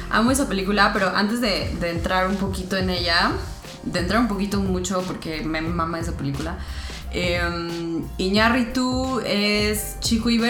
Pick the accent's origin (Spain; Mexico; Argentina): Mexico